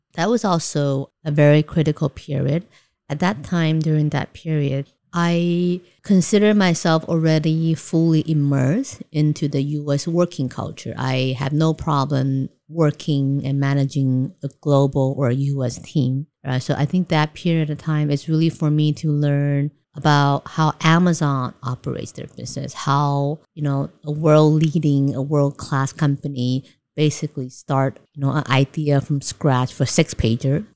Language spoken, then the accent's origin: English; Taiwan; moved away as an adult; also born or lived in New York; I grew up in Taiwan, and I studied in C C U, majoring in economics